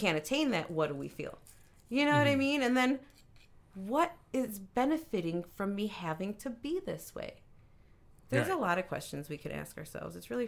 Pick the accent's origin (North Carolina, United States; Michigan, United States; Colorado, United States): Michigan, United States; Detroit; also born or lived in San Antonio; I grew up in Detroit